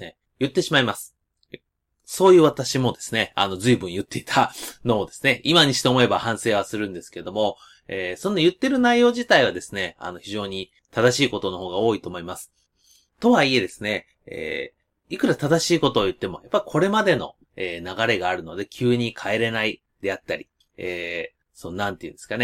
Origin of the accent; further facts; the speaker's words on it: Nishinomiya, Hyogo, Japan; 私地元西宮